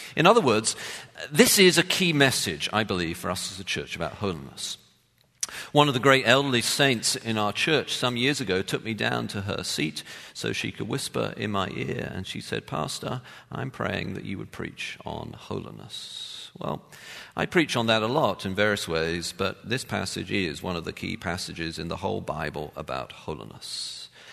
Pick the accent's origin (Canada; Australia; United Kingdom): United Kingdom; London; I'm a city boy and I grew up in London